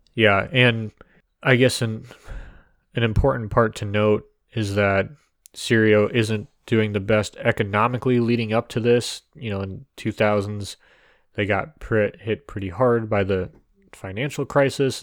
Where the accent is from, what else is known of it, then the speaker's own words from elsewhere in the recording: United States; we are American